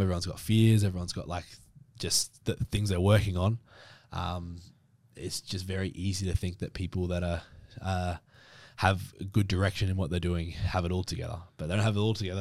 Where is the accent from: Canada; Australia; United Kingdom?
Australia; Brisbane, Queensland; now in Victoria, Australia; I grew up in Brisbane, so up in Queensland